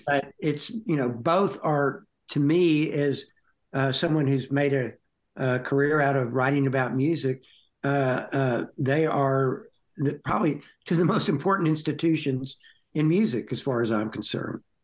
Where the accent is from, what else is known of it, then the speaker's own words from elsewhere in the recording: Fort Worth, Texas, United States; I grew up in Fort Worth.